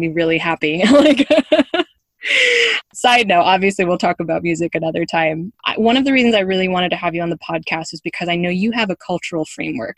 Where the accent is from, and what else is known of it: United States; moved away